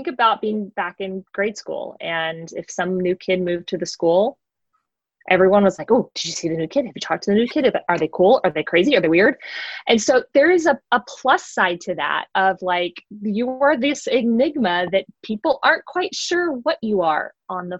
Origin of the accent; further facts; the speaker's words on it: Georgia, United States; I am from Georgia, so I'm not knocking the South. I am from here.